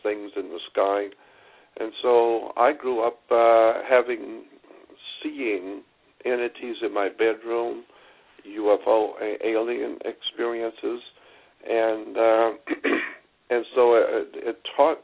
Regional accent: Pensacola, Florida, United States; grew up, born and raised in Pensacola, Florida, which is in the panhandle of Florida

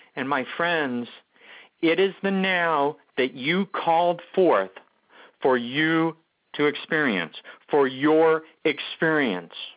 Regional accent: Omaha, Nebraska, United States; I was raised in Omaha, Nebraska

